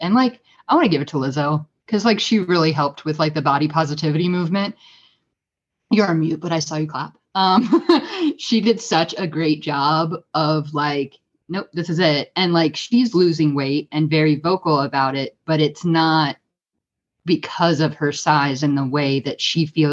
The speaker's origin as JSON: {"language": "English", "country": "United States", "said": "as an American woman"}